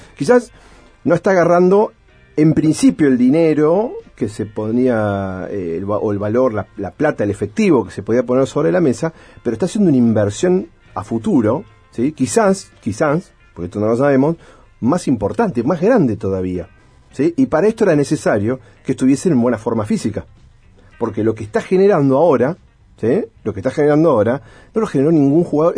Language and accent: Spanish; Argentina; Nosotros como argentinos